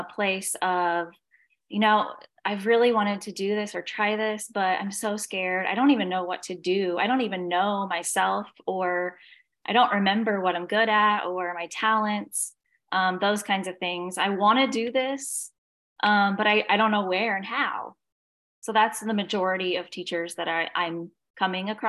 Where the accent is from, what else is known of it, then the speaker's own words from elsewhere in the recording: Indiana, United States; moved away as an adult; now in Savannah, United States; I am from Indiana, now live in Savannah, Georgia